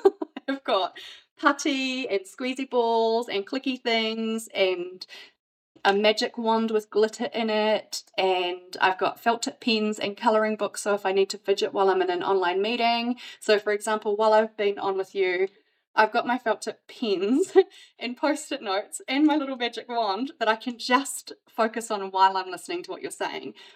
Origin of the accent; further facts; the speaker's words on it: New Zealand; moved away as an adult; now in Brisbane, Australia; I'm originally from New Zealand, but I live now in Brisbane, which I've been here for 14 years.